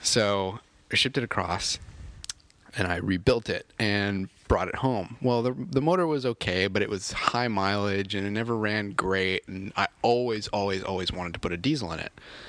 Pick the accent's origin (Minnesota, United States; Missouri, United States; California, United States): California, United States; Southern; also born or lived in Connecticut; now in Maine, United States; I'm originally from California.